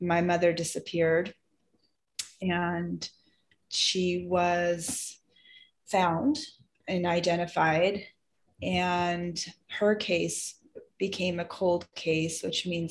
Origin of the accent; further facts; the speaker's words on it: Seattle, Washington, United States; now in California, United States; I grew up in the Seattle area